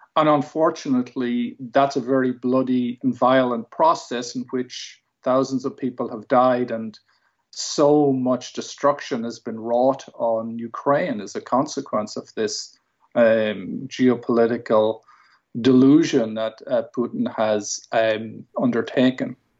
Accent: Ireland; I'm Irish. I'm speaking English.

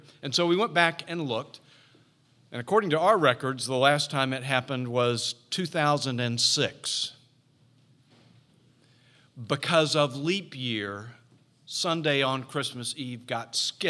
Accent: Jacksonville, Florida, United States; in the church I grew up in Jacksonville, Florida, as winter began the early part of December, and it got very cold in Jacksonville, just like here

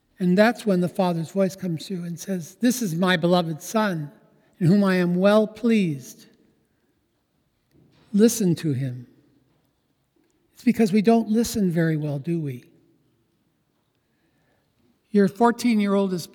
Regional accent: Los Angeles, California, United States; I grew up in Transfiguration Parish in South Central L.A. near Crenshaw in Santa Barbara, now Martin Luther King

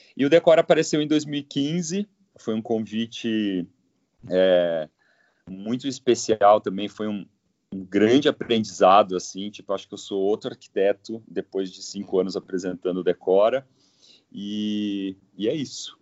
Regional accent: Londrina, Paraná, Brazil; moved away as an adult; now in São Paulo, Brazil; sou de Londrina, né? Eu sou do, do Paraná.

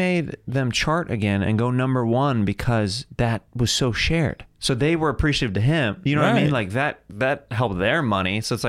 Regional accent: California, United States; Like, I'm from the Bay.

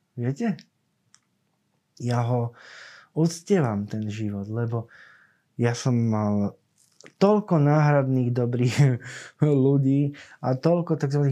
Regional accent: Cífer, Trnava Region, Slovakia; ja pochádzam z Cífera, z takej dedziny pri Trnave

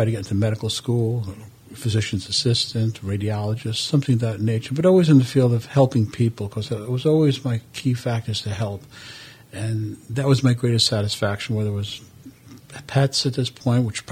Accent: New York City, New York, United States; moved away as an adult; also born or lived in Italy; I was born in Brooklyn, New York. I went to school, raised over there, finished everything

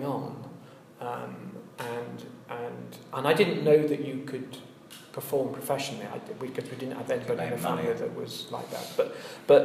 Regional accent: Leeds, Yorkshire and the Humber, United Kingdom; moved away as an adult; also born or lived in Birmingham / North London; now in London, United Kingdom; Leeds, Yorkshire, so I was brought up in Leeds until I was 18, when I went to university. Then I was in Birmingham, and I stayed in Birmingham for about 20 years, and now I live in North London

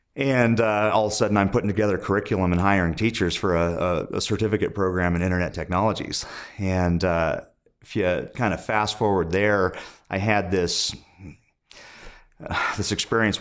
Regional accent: Indio, California, United States; moved away as an adult; also born or lived in Los Angeles / New York / Montana; I was born in the Los Angeles area, but I, I grew up in the desert in Indio, California

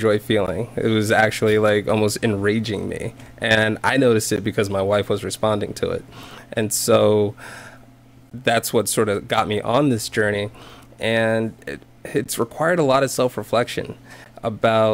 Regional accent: South Carolina, United States; I grew up in South Carolina

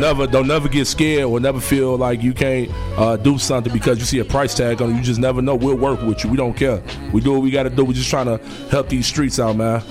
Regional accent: Chicago, Illinois, United States; I'm from the West Side

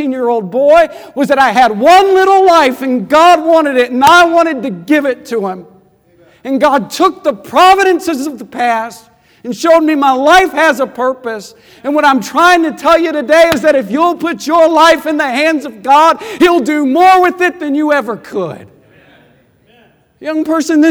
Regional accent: Midland, Texas, United States; I grew up in Midland, Texas, 6 hours away from Fort Worth

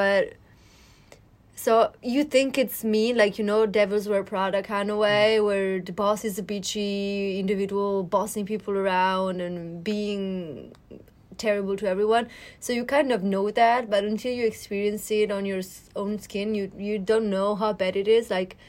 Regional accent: Milan, Lombardy, Italy; Yes, I am.

